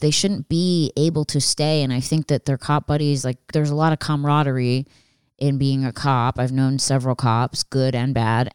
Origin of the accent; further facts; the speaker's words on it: outside of Philadelphia, Pennsylvania, United States; I grew up outside of Philadelphia